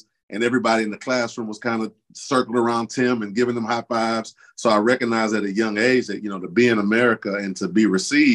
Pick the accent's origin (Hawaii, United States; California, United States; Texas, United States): Texas, United States; Houston; also born or lived in St. Croix, U.S. Virgin Islands; I was born in St. Croix, again, you know, U.S. Virgin Islands, and at a real young age, my father brought my four sisters, my brother, my mother, and a chihuahua named Brownie, and we came to the southeast side of Houston, Texas